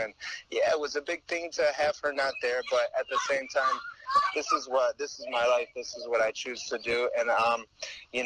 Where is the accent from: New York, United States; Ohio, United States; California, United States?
Ohio, United States; Toledo; I grew up in Toledo, Ohio